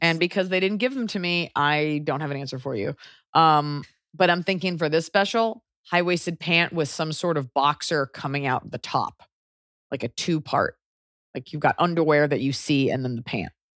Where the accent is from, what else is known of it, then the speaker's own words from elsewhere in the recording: United States; now in Los Angeles, United States; being an American